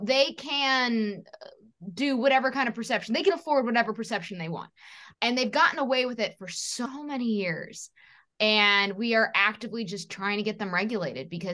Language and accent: English; New York City, New York, United States; I was born in 1988 in New York City